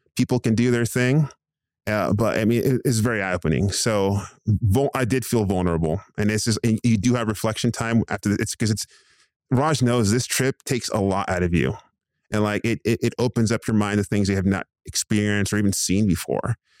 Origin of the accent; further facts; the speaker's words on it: Southern California, United States; now in Phoenix, United States; I was born in Southern California, born and raised in Southern California, moved over here to the Phoenix Val, uh, Valley Metro area.